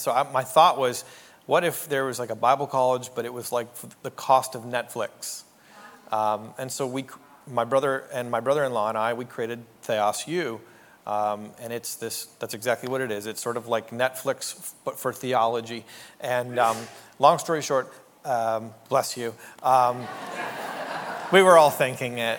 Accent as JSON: {"language": "English", "country": "Canada", "also_born_or_lived": "New York City", "moved": "as an adult", "said": "I'm a Canadian."}